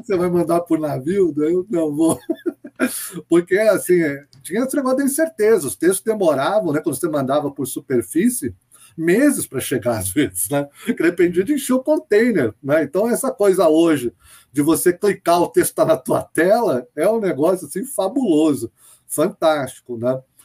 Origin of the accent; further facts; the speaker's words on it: Brazil; A gente é brasileiro